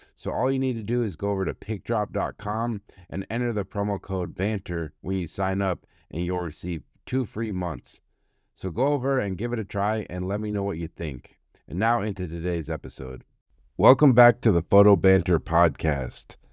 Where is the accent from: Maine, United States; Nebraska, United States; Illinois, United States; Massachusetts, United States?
Massachusetts, United States; Boston; born or raised there